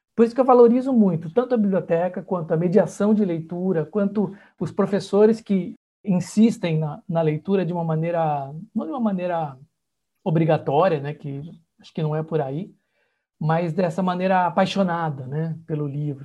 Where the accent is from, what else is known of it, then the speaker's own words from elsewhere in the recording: Santa Bárbara d'Oeste, São Paulo, Brazil; eu sou do interior de São Paulo, né, de Santa Bárbara do Oeste